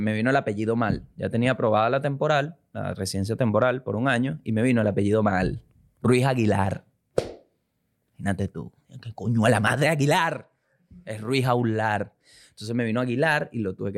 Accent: Venezuela; moved away; yo soy venezolano

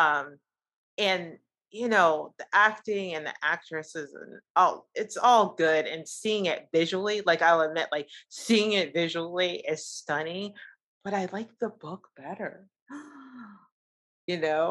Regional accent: United States; as an American

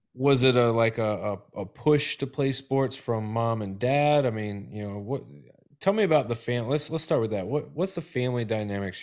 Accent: Tennessee, United States; now in Florida, United States; I'm from Tennessee and it's always been dressing

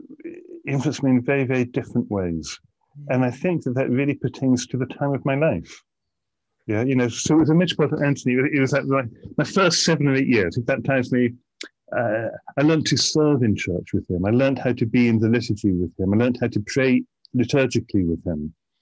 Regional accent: Bristol, South West England, United Kingdom; now in Aberdeen, United Kingdom; So I grew up in Bristol. I'm a Bristolian and still feel Bristol very strongly in my heart. On my father's side, I'm Russian immigration.

